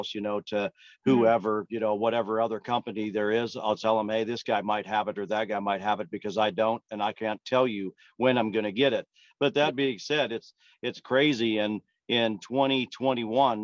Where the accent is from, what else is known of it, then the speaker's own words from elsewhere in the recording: Western Pennsylvania, United States; I grew up, I'm from Western Pennsylvania. I grew up probably 7 miles or so from Lernerville Speedway.